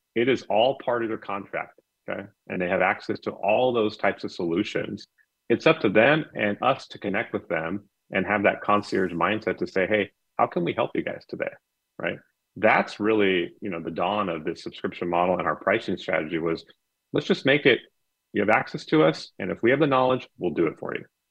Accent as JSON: {"language": "English", "town": "Anaheim", "region": "California", "country": "United States", "tie": "born or raised there", "said": "I grew up in Anaheim and right down the right down the street from Disneyland."}